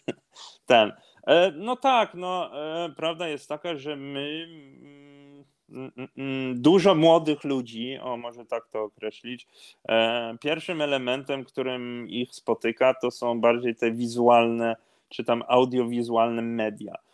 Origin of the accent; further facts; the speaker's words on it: Norway; urodzony i wychowany w Norwegii byłem